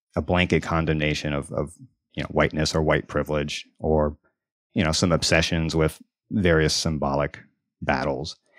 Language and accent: English; Deep South, United States; moved away; I grew up in the South, in the Deep South